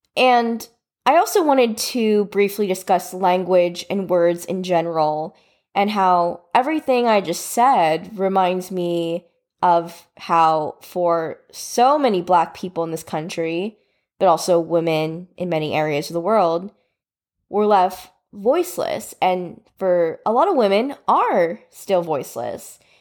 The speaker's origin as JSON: {"language": "English", "country": "United States", "tie": "born or raised there", "said": "I was born and raised in America"}